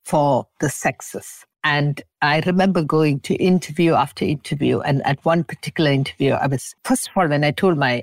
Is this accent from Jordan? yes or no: no; Singapore; also born or lived in England; now in Montreal, Canada; Though I was born in Singapore, we stuck to these traditional values